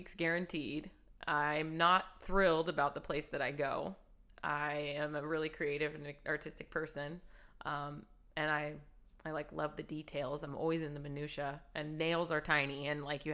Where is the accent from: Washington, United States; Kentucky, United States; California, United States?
California, United States; Hanford; now in Los Angeles, United States; I'm from Hanford, which is a small town in California in the Central Valley